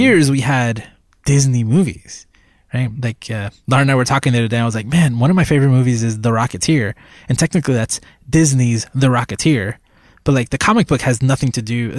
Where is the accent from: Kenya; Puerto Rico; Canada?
Puerto Rico; moved away as an adult; I was born in Puerto Rico, and that was basically my childhood